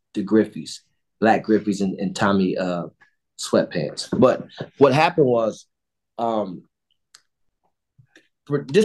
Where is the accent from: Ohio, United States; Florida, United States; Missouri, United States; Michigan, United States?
Ohio, United States; Cleveland; We grew up on the street next to each other. I grew up on Edmonton. He grew up on Woodside on the east side of Cleveland in the Glenville community